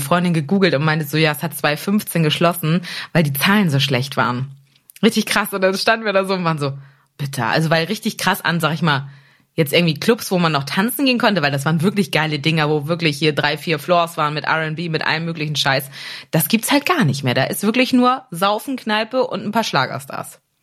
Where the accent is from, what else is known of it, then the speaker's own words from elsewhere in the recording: Germany; aus der Nähe von Hamburg